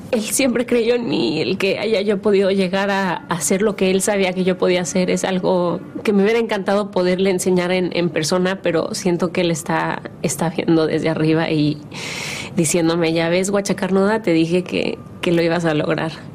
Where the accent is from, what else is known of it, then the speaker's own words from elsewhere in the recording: Mexico; soy mexicana